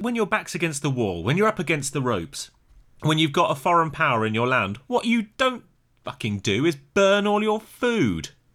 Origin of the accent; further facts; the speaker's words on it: United Kingdom; as a Brit